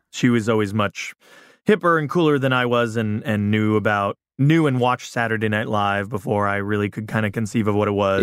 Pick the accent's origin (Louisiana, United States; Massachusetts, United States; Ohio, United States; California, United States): California, United States; Big Bear; also born or lived in Culver City, California / South Bay, Los Angeles; moved to Big Bear when I was nearly seven